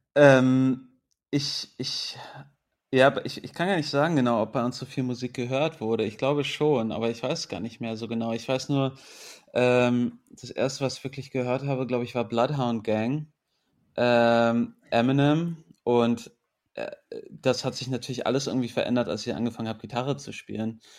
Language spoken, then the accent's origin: German; Berlin, Germany; born or raised there; also born or lived in England